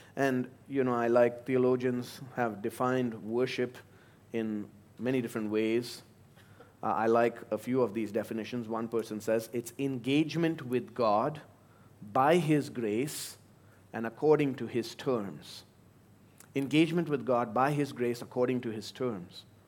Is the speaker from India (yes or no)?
yes; India; moved away; my home country